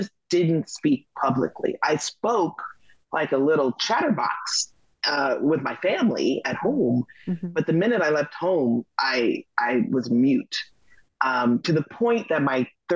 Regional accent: Los Angeles, California, United States; I grew up in Los Angeles, California

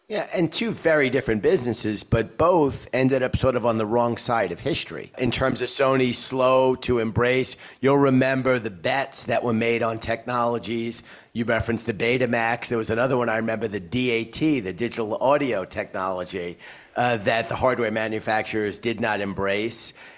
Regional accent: New York, United States; my hometown of New York.

